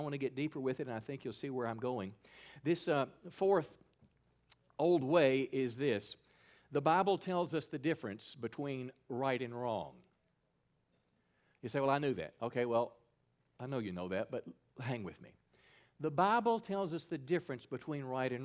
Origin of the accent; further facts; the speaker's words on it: Mississippi, United States; My home state, Mississippi